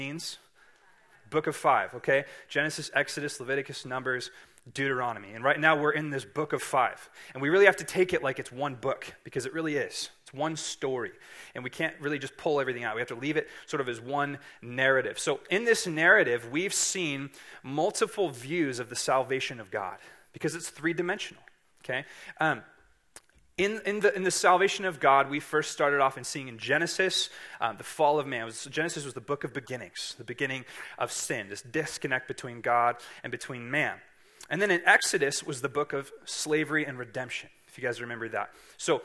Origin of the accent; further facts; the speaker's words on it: Siskiyou County, California, United States; I'm from Siskiyou County, so we are right in line of Mount Shasta